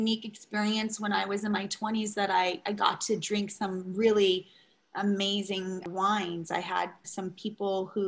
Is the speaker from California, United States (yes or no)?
yes; Long Beach, California, United States; moved away; growing up where I grew up in Long Beach